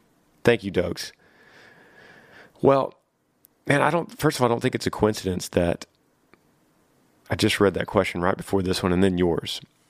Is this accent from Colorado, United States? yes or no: no; Texas, United States; Yeah, John, I grew up in Texas, and the thing that we did was play football.